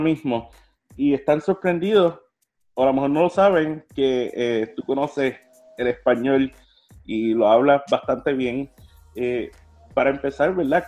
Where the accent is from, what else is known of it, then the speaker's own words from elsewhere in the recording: Puerto Rico; como puertorriqueño